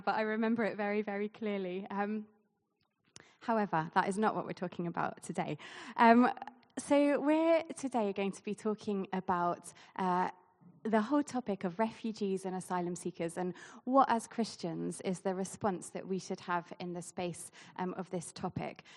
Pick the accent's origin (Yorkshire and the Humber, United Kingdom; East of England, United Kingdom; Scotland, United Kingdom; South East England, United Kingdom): South East England, United Kingdom; Basingstoke; moved away; I grew up here in Basingstoke